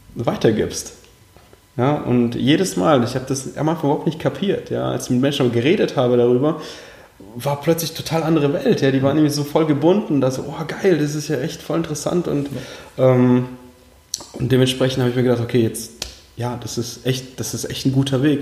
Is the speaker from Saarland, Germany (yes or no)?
no; Heidelberg, Baden-Württemberg, Germany; German is a second language; also born or lived in Uzbekistan; aufgewachsen bin ich in schönen Heidelberg unten im Süden Deutschlands. Und ursprünglich geboren tatsächlich in Usbekistan